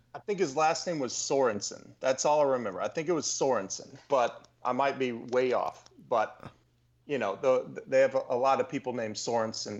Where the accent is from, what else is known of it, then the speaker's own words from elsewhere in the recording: Texas, United States; also born or lived in Louisiana; I grew up in Texas